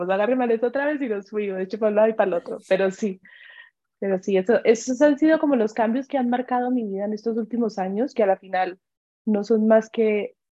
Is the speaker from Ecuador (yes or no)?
yes; Ecuador; also born or lived in Colombia; empezando por el que, bueno, soy colombiana y me vine a vivir muy chiquita a Ecuador, a pesar de que son dos culturas muy parecidas